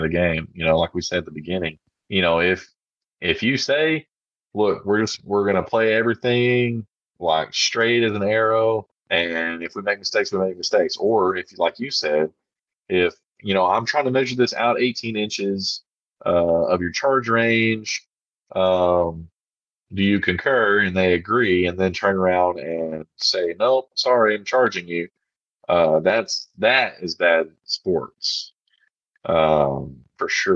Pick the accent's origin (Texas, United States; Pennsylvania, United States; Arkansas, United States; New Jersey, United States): Arkansas, United States; I'm from Arkansas